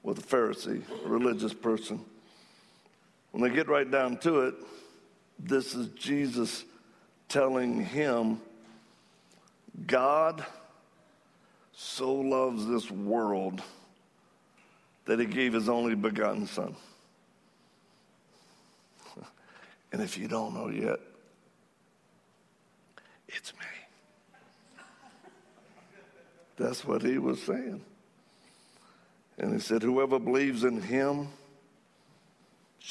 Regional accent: Cajun, Louisiana, United States; I'm Cajun.

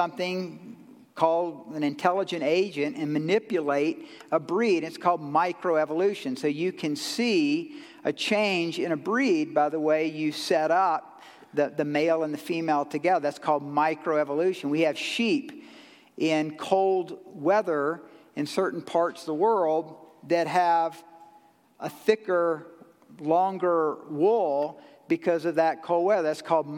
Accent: Georgia, United States; I'm from Georgia

